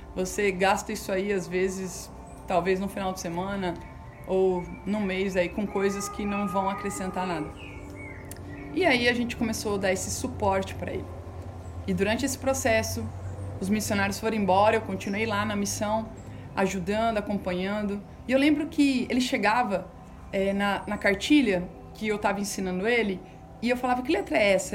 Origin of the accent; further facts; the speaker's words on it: Campo Grande, Mato Grosso do Sul, Brazil; also born or lived in São Tomé and Príncipe; eu sou daqui de Campo Grande, Mato Grosso do Sul